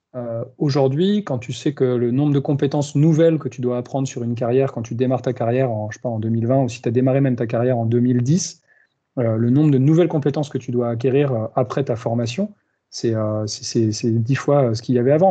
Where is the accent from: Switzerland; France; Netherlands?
France; moved away as an adult; also born or lived in Australia / Spain; je suis français d'origine